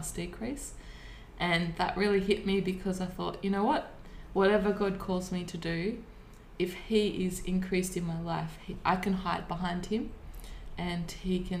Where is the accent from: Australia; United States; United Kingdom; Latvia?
Australia; Warburton, Victoria; also born or lived in Melbourne; I was born in Melbourne, and when I was 3 months we moved out past Lilydale into an area near Warburton, Victoria